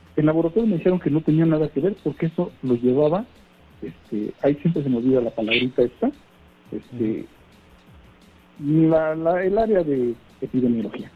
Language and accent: Spanish; Mexico